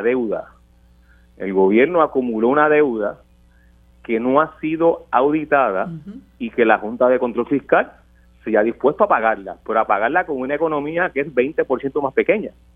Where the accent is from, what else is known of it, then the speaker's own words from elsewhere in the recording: Puerto Rico; nosotros queremos como puertorriqueños y puertorriqueñas